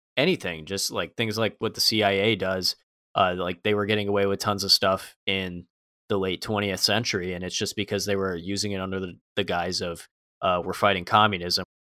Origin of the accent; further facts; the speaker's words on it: United States; I'm an American